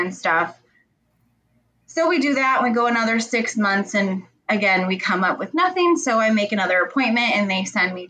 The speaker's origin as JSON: {"language": "English", "region": "Michigan", "country": "United States", "also_born_or_lived": "Texas", "said": "I am from Michigan, little small town in Michigan, little farm country"}